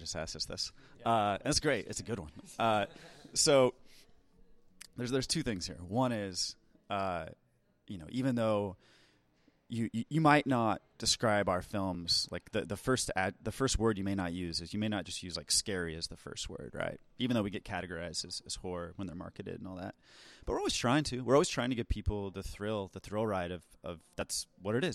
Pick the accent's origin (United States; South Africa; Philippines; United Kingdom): United States; as an American filmmaker